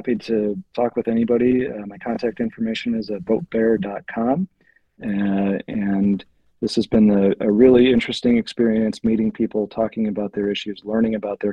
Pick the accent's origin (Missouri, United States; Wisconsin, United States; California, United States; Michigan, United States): Wisconsin, United States; Manitowoc; I grew up in Manitowoc